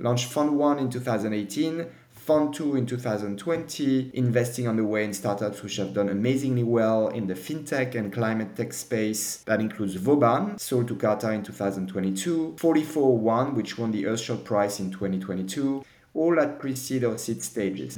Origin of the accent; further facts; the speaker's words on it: Paris, Île-de-France, France; moved away as an adult; also born or lived in London; I was born in Paris in the mid 70s. After graduation from Dauphine University, I started my first job